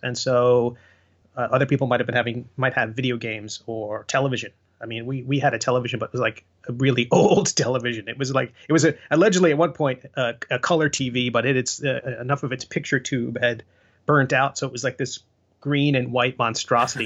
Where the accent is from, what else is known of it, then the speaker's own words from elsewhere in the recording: Long Island, New York, United States; when I was growing up on Long Island